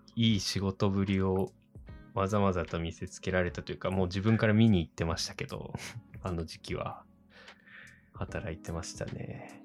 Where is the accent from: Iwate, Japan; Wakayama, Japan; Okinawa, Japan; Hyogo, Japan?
Iwate, Japan; next to Oshu City; 僕の地元っていうか、本当にこう欧州市にすぐ隣の